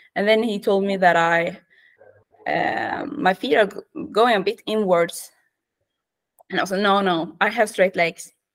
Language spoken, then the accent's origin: English; Western Norway, Norway; English is a second language; moved away as an adult; now in Oslo, Norway; I'm from Norway. I grew up west, uh, in the west of Norway uh, near the fjords and mountains